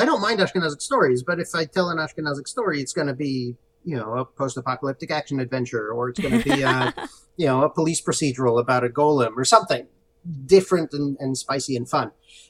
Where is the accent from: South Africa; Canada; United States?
United States; Waltham, Massachusetts; moved away as an adult; also born or lived in Israel / Cambridge, Massachusetts / Baltimore; now in California, United States; I was born in Israel, but grew up actually in the Boston area. I grew up in Waltham.